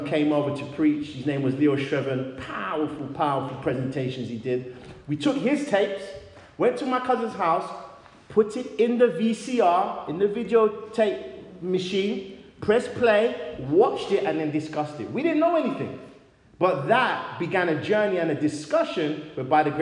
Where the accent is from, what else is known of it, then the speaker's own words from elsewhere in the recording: London, United Kingdom; also born or lived in Great Barr, Birmingham; now in Wolverhampton, United Kingdom; I'm originally from London, and now I live in Wolverhampton